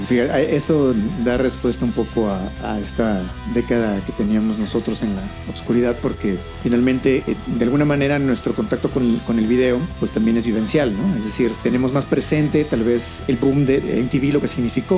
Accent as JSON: {"language": "Spanish", "region": "Chiapas", "country": "Mexico", "said": "Yo soy de Chiapas, allá llegaban menos canales"}